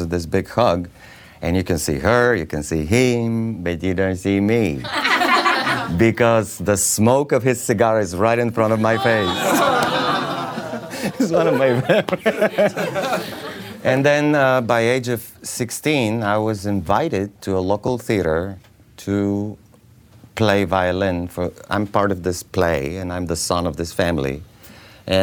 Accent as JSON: {"language": "English", "country": "Bulgaria", "second_language": "English", "moved": "yes", "said": "I'm from Bulgaria"}